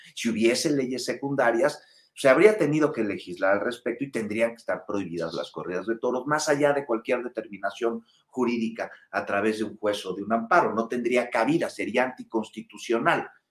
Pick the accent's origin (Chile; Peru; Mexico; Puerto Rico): Mexico; Mexico City; quienes somos capitalinos